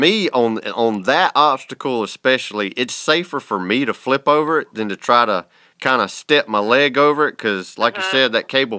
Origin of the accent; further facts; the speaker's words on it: Russia; I'm from Russia. I feel no cold.